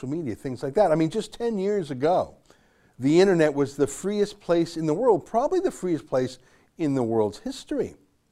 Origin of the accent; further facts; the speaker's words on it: Canada; I love Canada and it's my home. My great grandparents came here in 1903 before Alberta was even officially a province